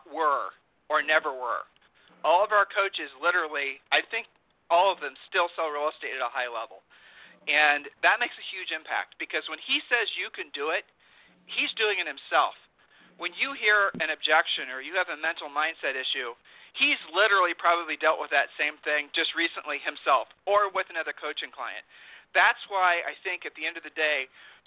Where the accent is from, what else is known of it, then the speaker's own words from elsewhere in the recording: Ohio, United States; I'm from Ohio